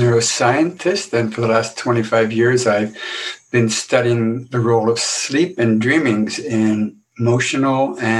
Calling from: Boston, Massachusetts, United States

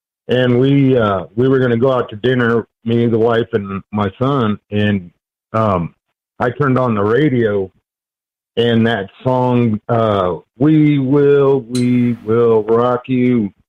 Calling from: Denver, Colorado, United States; I'm calling from Denver, Colorado.

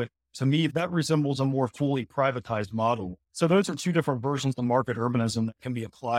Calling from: Cape Town, Western Cape, South Africa; And so I'm currently calling from Cape Town, quite literally day one of my Africa, of the Africa leg of this trip.

